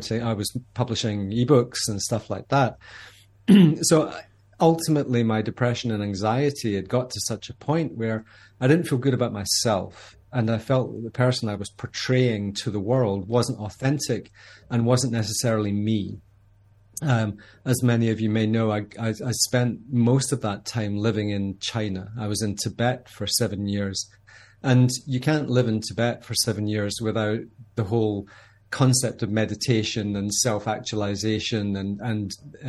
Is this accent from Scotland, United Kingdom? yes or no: yes; Scotland, United Kingdom; When you're 19 years old, growing up in Scotland